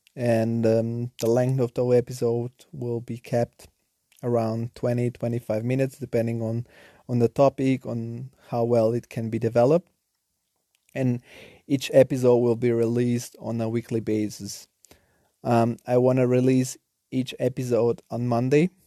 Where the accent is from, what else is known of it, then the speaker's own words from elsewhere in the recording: Nettuno, Lazio, Italy; English is a second language; also born or lived in Bulgaria / Rome; now in Germany; I was born in Bulgaria, and at the age of seven, I moved together with my family to a small town southern of Rome called Nettuno. And there was where I grew up.